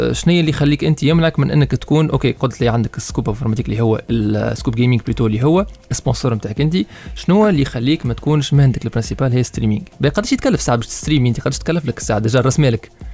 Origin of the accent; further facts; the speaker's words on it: Tunisia; احنا في تونس